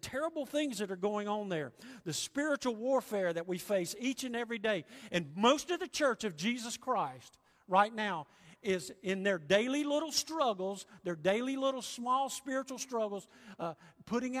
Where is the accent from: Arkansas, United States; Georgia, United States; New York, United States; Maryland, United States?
Georgia, United States; Augusta; moved away as an adult; also born or lived in Memphis, Tennessee; growing up in Augusta